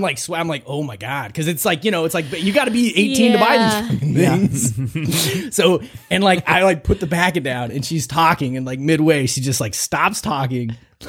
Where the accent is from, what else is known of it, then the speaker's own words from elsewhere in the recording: Ireland; okay, well, I'm still going to try them because, like, you know, I'm Irish.